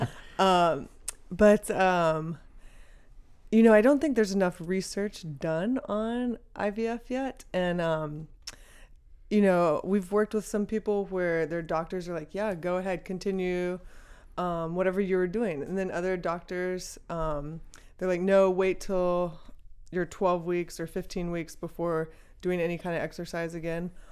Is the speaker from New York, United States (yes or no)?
no; Texas, United States; also born or lived in Dallas; I grew up in Texas